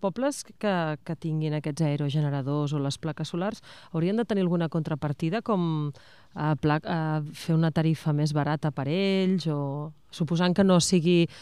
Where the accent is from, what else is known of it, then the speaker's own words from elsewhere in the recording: Vilalba dels Arcs, Catalonia, Spain; aquí a Vilalba dels Arts i acaba d'arribar el camió de la verdura, em sembla, perquè aquest, almenys al meu poble, és aquest el, el senyal